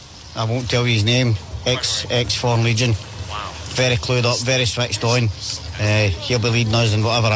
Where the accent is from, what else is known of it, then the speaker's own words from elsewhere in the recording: Glasgow, Scotland, United Kingdom; I'm from Glasgow.